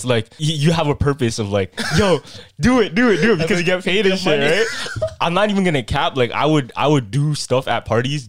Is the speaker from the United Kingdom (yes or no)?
no; Philippines; And you know, Filipinos, we relate a lot to not only just other Filipinos, to even like Latinos too.